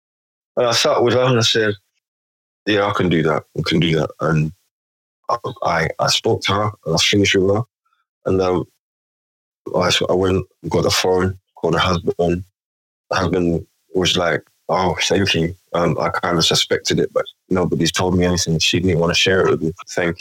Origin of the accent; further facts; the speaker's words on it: London, United Kingdom; Having come from places I grew up in London, so most environments, most settings I've been in, I'm not the only black man, or I've made sure that I'm not the only black man.